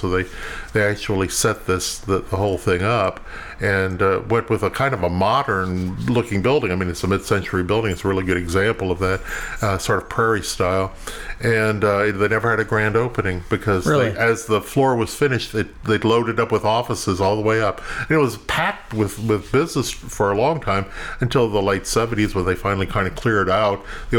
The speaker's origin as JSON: {"language": "English", "town": "Breaux Bridge", "region": "Louisiana", "country": "United States", "moved": "yes", "lives_now": "Lake Charles, United States", "said": "Cajun country I'm from Cajun country. I'm from Breaux Bridge. Je parle français. You wouldn't think it, but I do."}